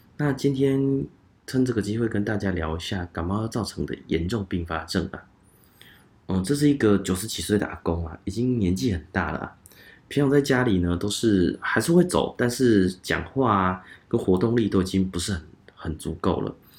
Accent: Changhua County, Taiwan; 我是彰化人

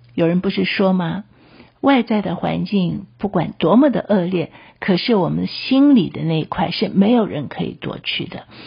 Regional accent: Taiwan; 我们台湾的一些的处境啊

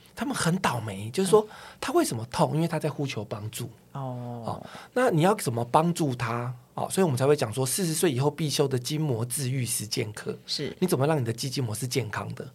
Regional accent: Taiwan; 我们台湾人

